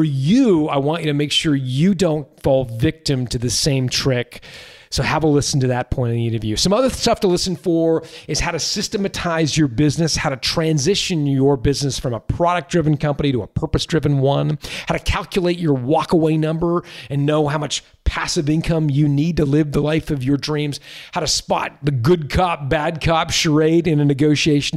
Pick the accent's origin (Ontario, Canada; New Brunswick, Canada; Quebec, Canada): Ontario, Canada; Toronto; my hometown of Toronto